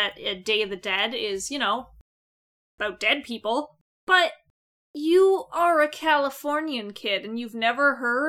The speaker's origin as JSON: {"language": "English", "country": "Canada", "said": "We're Canadian."}